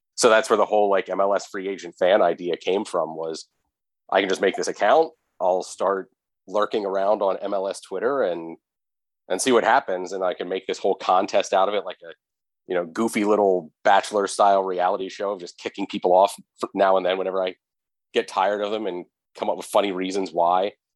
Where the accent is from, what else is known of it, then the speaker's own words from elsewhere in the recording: central Pennsylvania, United States; I'm in central Pennsylvania